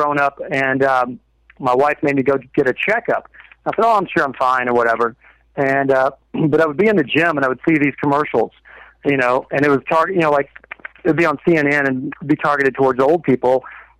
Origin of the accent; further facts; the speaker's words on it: Kentucky, United States; I'm a hillbilly from Kentucky